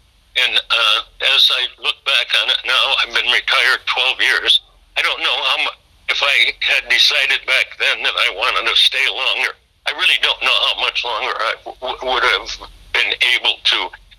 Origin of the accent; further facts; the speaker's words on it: LaSalle, Illinois, United States; moved away as an adult; also born or lived in Milwaukee, Wisconsin; now in Houston, United States; I enjoyed growing up in LaSalle, Illinois.